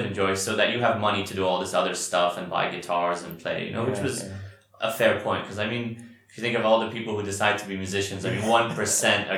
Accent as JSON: {"language": "English", "region": "Dubai", "country": "United Arab Emirates", "tie": "born or raised there", "also_born_or_lived": "Qatar", "moved": "yes", "lives_now": "Bahrain", "said": "I was raised in Dubai"}